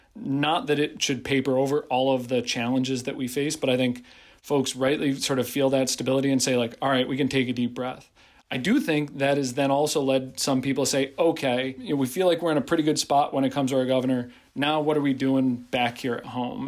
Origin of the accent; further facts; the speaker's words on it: Pittsfield, Massachusetts, United States; my hometown